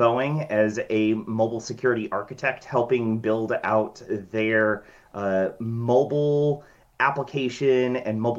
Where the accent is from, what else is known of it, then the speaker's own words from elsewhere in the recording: Washington, United States; I have been born and raised in Washington State